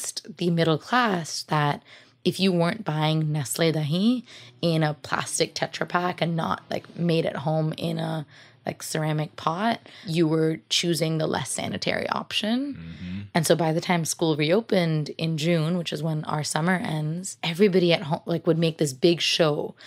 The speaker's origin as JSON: {"language": "English", "town": "Mumbai", "region": "Maharashtra", "country": "India", "tie": "born or raised there", "moved": "yes", "lives_now": "Oakland, United States", "said": "So I was born in Mumbai, India in 1993"}